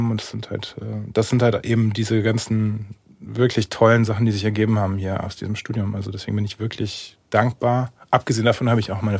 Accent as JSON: {"language": "German", "area": "a village near Cologne", "region": "North Rhine-Westphalia", "country": "Germany", "tie": "born or raised there", "also_born_or_lived": "Berlin", "moved": "as an adult", "lives_now": "Munich, Germany", "said": "Also ich komme eigentlich vom Dorf. Also ich sage mal Köln die Wahrheit. Ich bin geboren offiziell in Köln, ja okay, aber gewohnt genau. gewohnt, äh, halt auf dem Dorf, so 3000 Leute Dorf."}